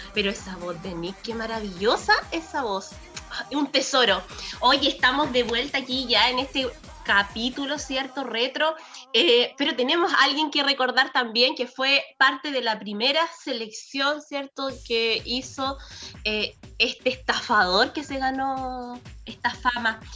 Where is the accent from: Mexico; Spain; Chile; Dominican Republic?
Chile; Fifth Region, Valparaíso; Yo soy de la quinta región